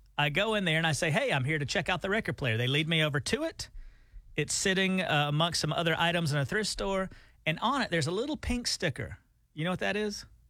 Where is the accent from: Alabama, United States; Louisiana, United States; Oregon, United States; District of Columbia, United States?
Alabama, United States; moved away as an adult; also born or lived in Nashville, Tennessee; We're from Alabama